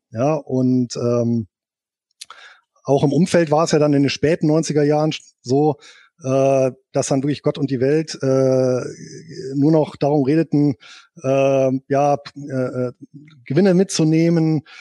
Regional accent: Bonn, North Rhine-Westphalia, Germany; Geboren bin ich hier in Bonn und aufgewachsen.

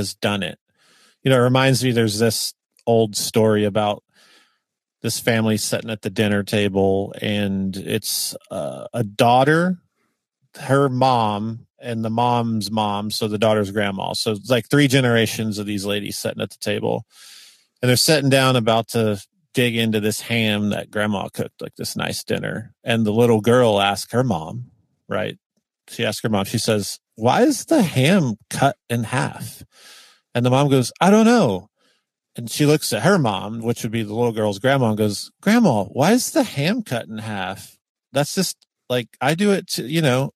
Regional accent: the South, United States; being from the South

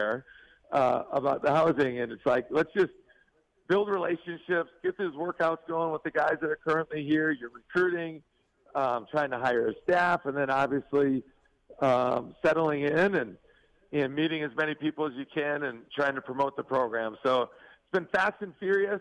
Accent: Stephen, Minnesota, United States; now in Salt Lake City, United States; I grew up in a small town, Stephen, Minnesota

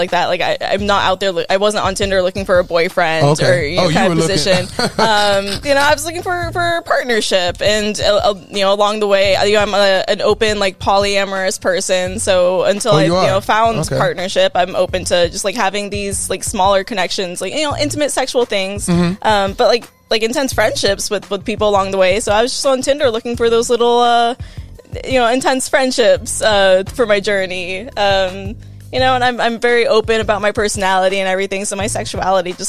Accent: Southern California, United States; also born or lived in Illinois / Washington State; I grew up in Southern California, joined the Air Force so I could travel and see the world

